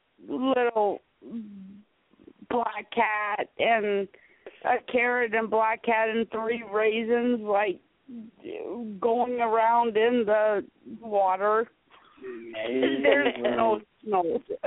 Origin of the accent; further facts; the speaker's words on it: South Carolina, United States; also born or lived in Michigan; You guys do realize that I grew up in South Carolina, which means that we listen